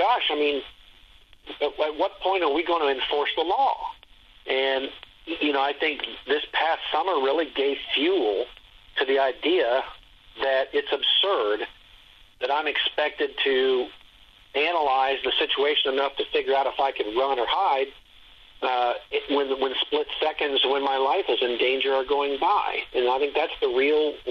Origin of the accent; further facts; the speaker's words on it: Dayton, Ohio, United States; now in Columbus, United States; Dayton's actually my hometown. And, I live in Columbus area now, for many years. But I grew up in Dayton